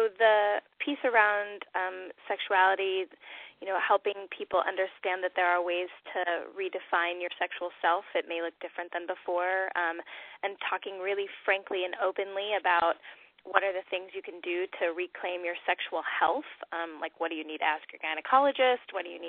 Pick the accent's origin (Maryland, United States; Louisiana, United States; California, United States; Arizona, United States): California, United States; I'll date myself by that, and also I came from Southern California, but I love that word, rad.